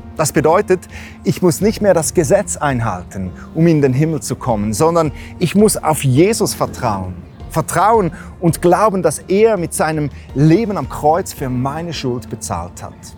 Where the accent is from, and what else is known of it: Switzerland